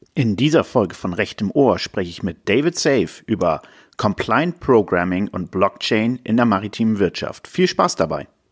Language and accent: German; Northern Germany, Germany; Wir sind beide Norddeutsche.